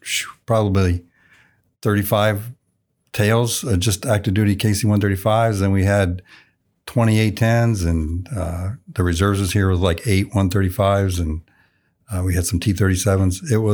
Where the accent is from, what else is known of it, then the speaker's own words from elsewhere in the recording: Illinois, United States; moved away as an adult; And I just remember thinking, holy cow, I'm not in small town Illinois anymore.